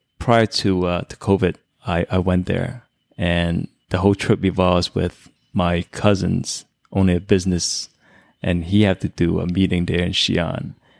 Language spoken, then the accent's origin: English; New York, United States; Being I'm from New York, that also added some points for sure.